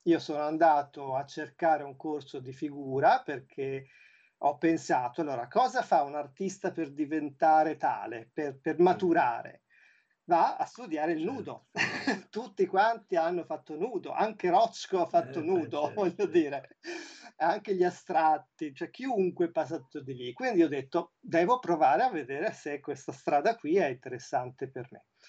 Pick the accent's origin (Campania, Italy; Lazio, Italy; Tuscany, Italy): Tuscany, Italy; moved away as an adult; also born or lived in Milan; io appunto sono toscano, sì. però da vent'anni vivo a metà fra, fra, fra, i, fra i, due luoghi